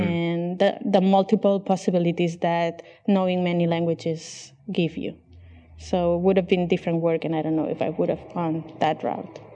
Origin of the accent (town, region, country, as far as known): Barcelona, Catalonia, Spain; first language Catalan and Spanish; English is a second language; moved away as an adult; also born or lived in Chicago; now in Barcelona, Spain